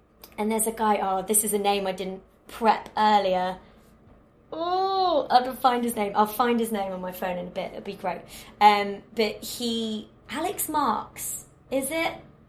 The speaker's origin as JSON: {"language": "English", "town": "Warrington", "region": "North West England", "country": "United Kingdom", "said": "But, yeah, I'm from Warrington, which is in between Liverpool and Manchester. And the Northern way of love, which is a bit Billy Elliot, is, if I like you, I will take the pee out of you so hard"}